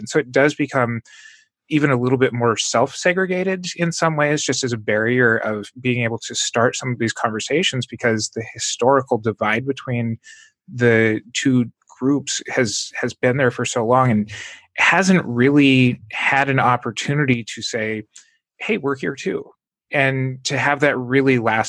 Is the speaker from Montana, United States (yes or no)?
yes; Montana, United States; now in Southern California, United States; I grew up in Montana, which is even less diverse than Southern California here.